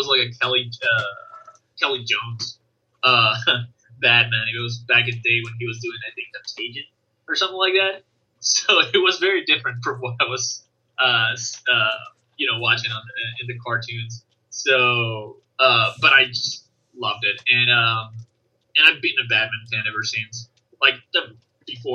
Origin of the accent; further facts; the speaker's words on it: Venezuela; I'm from Venezuela